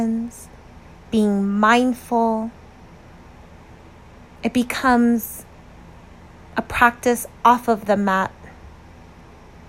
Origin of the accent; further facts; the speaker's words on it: United States; an American who understands what it feels like to be a minority